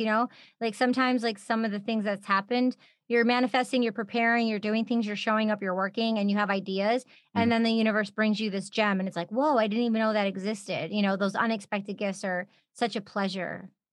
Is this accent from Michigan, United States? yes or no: yes; Michigan, United States; We're both from Michigan